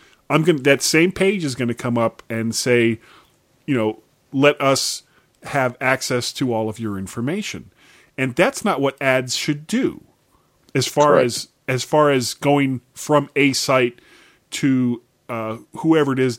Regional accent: South Florida, United States; moved away as an adult; I grew up in South Florida, and I left when I was almost 21 in, you know, early 80s

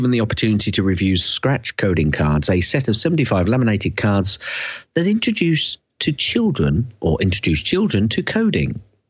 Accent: Yorkshire and the Humber, United Kingdom; Because I'm from Yorkshire, Arkansas

